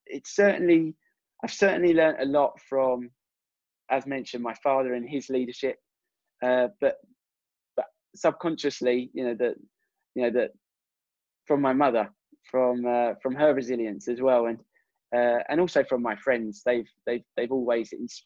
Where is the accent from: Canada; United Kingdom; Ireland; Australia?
United Kingdom; England; me being English